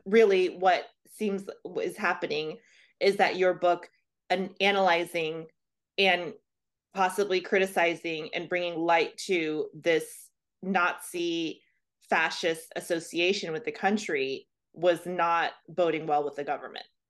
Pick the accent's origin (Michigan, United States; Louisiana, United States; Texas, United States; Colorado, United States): Louisiana, United States; I'm from Louisiana